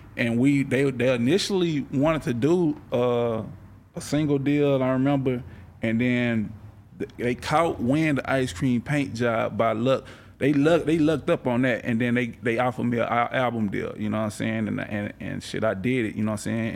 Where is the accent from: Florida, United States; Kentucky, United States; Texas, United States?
Texas, United States; I grew up in around the Texas, you know, all that, and that was just the culture around me at that time.